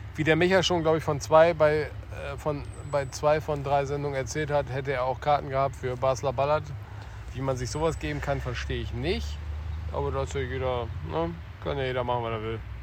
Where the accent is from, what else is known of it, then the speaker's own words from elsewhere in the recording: Wilhelmshaven, Lower Saxony, Germany; Wilhelmshaven, wer aufgepasst hat, meine Heimatstadt